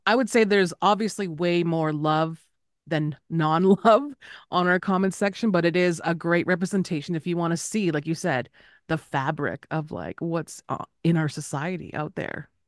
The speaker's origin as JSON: {"language": "English", "town": "Winnipeg", "region": "Manitoba", "country": "Canada", "moved": "yes", "lives_now": "Las Vegas, United States", "said": "I am Anishinaabe from Winnipeg, but I live in Vegas, here in Southern Paiute land"}